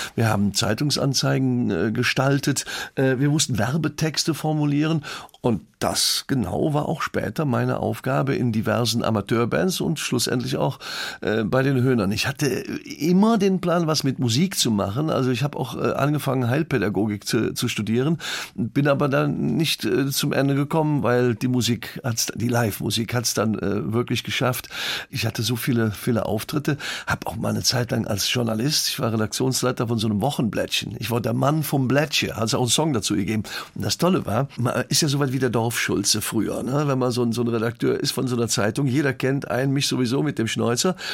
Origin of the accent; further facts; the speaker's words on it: Leverkusen, North Rhine-Westphalia, Germany; in meinem Geburtsort gespielt, in Leverkusen-Schlebusch